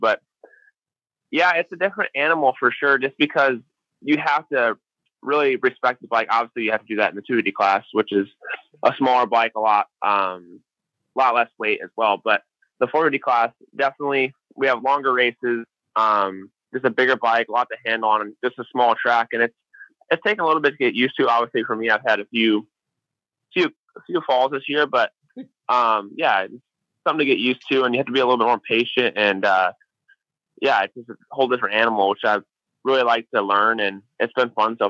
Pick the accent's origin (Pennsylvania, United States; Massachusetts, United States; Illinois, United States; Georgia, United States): Illinois, United States; I grew up in Illinois